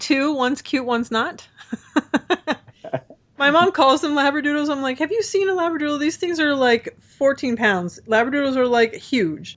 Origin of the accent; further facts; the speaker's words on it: Orange, California, United States; also born or lived in Texas; I'm from Orange, but I don't, I don't, the county's huge